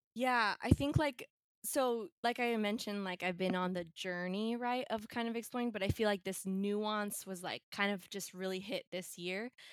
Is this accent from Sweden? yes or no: no; Bay Area, California, United States; I was born here in California in the Bay Area. I grew up in the Bay Area.